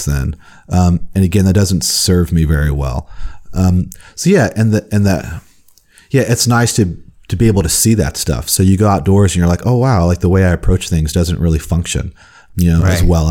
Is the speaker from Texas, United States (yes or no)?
yes; Houston, Texas, United States; I grew up in Houston